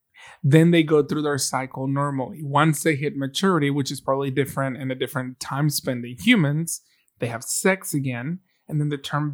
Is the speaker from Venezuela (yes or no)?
yes; Venezuela; we're from Venezuela.